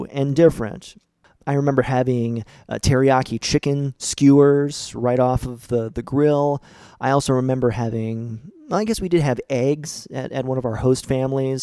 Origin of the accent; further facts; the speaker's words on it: St. Marys, Ohio, United States; my hometown of St. Mary's, Ohio